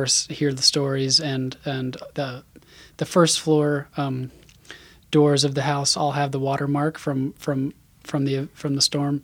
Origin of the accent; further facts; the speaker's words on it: Isle of Palms, South Carolina, United States; I grew up on Isle of Palms